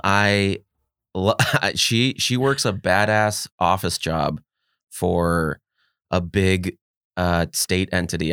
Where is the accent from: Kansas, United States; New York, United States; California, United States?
California, United States; Los Angeles; I am from the west side of, yeah, L A. I'm from Mar Vista area